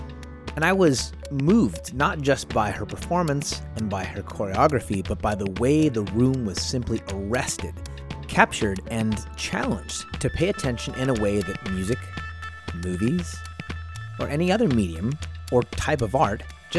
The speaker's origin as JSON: {"language": "English", "region": "Texas", "country": "United States", "said": "so I'm a Texan."}